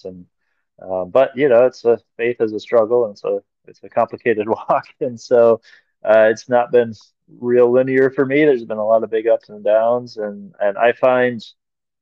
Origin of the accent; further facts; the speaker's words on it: Minnesota, United States; being a Minnesotan